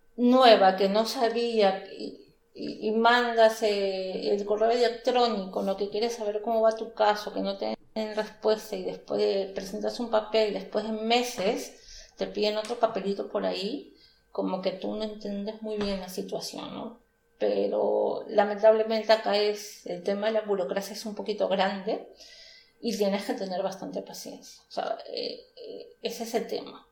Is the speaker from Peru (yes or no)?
yes; Peru; moved away as an adult; now in Stuttgart, Germany; soy peruana